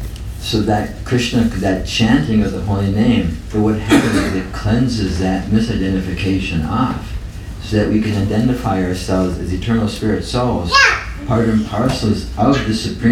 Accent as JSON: {"language": "English", "region": "North Dakota", "country": "United States", "tie": "born or raised there", "said": "I'm 66 years old with white hair and blue eyes and born in North Dakota"}